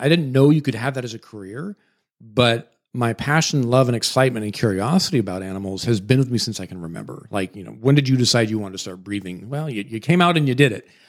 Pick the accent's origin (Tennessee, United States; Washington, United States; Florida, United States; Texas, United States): Washington, United States; moved away; I grew up in Washington State